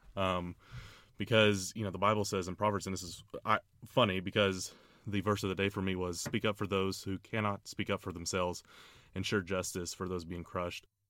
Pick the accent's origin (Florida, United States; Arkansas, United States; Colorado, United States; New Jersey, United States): Florida, United States; Orlando; Orlando, Florida, my hometown